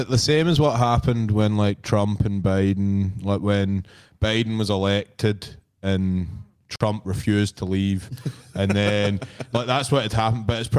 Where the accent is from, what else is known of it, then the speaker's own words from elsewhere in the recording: Scotland, United Kingdom; you probably wouldn't even be able to tell that I'm from Scotland.